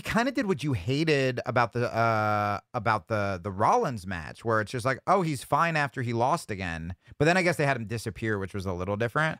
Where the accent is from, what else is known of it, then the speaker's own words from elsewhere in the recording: New Jersey, United States; I grew up in New Jersey